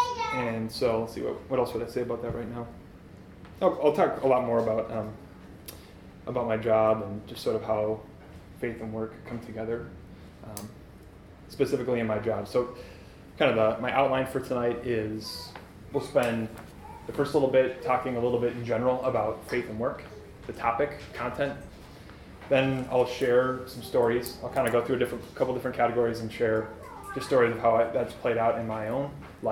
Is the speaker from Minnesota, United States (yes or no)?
yes; Shoreview, Minnesota, United States; I grew up in Shoreview, which is the north side of the Twin